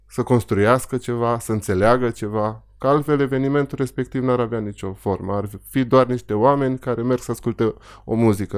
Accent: Petrila, Hunedoara County, Romania; Eu, eu am crescut în Petrila.

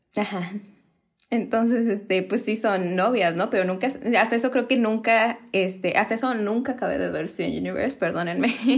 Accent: Mexico; somos mexicanas

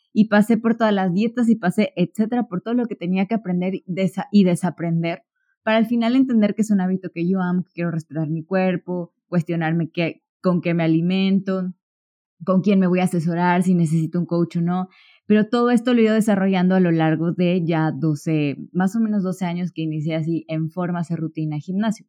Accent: Córdoba, Veracruz, Mexico; yo soy de Córdoba, Veracruz

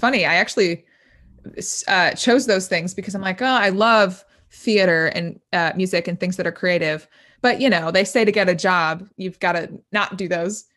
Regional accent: Indiana, United States; moved away as an adult; now in Nashville, United States; I'm from Indiana, but I moved to Nashville, um, about a year and a half ago

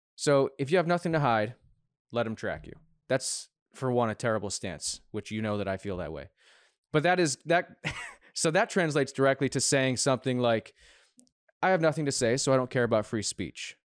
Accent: United States; as an American

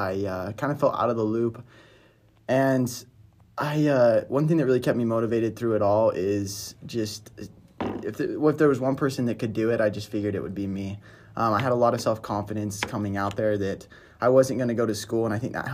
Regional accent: Brigham City, Utah, United States; moved away as an adult; From Utah, Brigham City

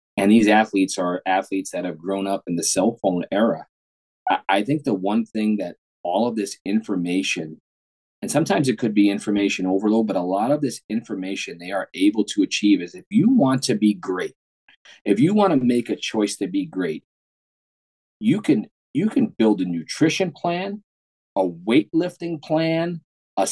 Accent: New York City, New York, United States; I grew up in New York City.

